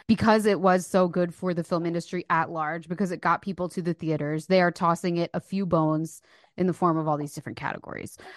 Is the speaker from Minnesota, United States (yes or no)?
no; New Jersey, United States; also born or lived in Philadelphia, Pennsylvania